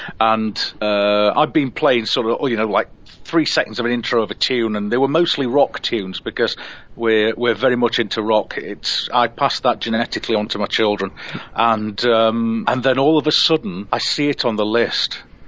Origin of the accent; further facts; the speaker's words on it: Sheffield, Yorkshire and the Humber, United Kingdom; now in Norfolk; I mean, I come from Sheffield, which is built on seven hills. I'm an excellent hill starter in my car.